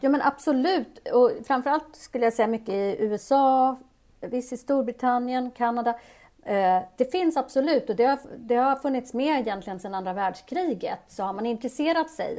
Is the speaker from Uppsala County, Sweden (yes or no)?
yes; Uppsala, Uppsala County, Sweden; also born or lived in Addis Ababa, Ethiopia; växte jag upp där i Uppsala